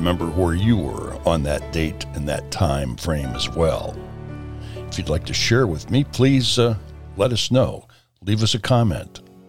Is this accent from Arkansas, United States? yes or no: no; Chillicothe, Illinois, United States; my hometown of Chillicothe, Illinois.